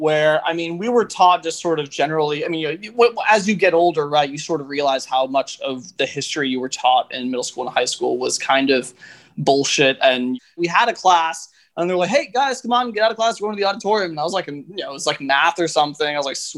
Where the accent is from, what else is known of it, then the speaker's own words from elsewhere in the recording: New York, United States; I'm from New York